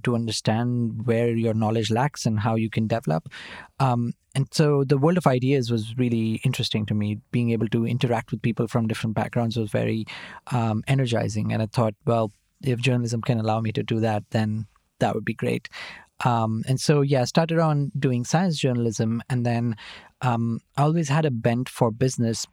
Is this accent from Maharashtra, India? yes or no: yes; Nashik, Maharashtra, India; moved away as an adult; also born or lived in Mumbai / Oxford; I was born in Nasik, uh, in Maharashtra, um, and I grew up there. I was there till, uh, I was, uh, finishing my twelfth standard